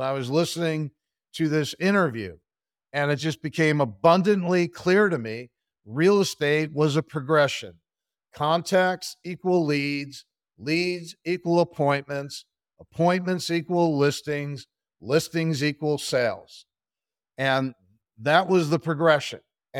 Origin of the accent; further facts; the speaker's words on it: Pennsylvania, United States; Sure. I grew up outside of Philadelphia, Pennsylvania, in Bucks County. Went to the College of William and Mary.